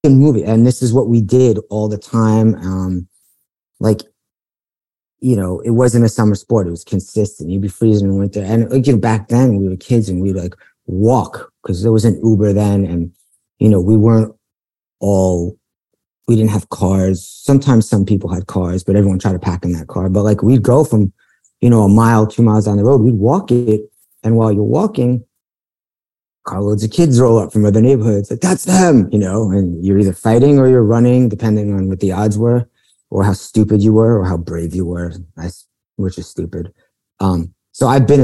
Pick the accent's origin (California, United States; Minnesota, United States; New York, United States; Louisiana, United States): New York, United States; New York City; now in Los Angeles, United States; I grew up in Bayside, Queens